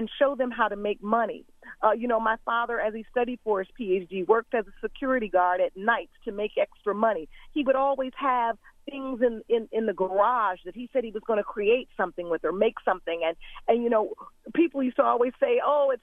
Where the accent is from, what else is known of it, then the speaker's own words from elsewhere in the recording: Detroit, Michigan, United States; I grew up in Detroit, Michigan